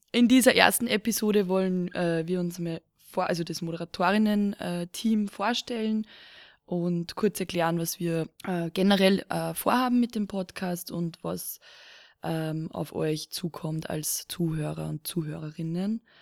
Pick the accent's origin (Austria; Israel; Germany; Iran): Austria; Lower Austria; now in Vienna, Austria; komme auch ursprünglich vom, vom Land von, aus Niederösterreich und wohne aber jetzt auch schon mehrere Jahre in Wien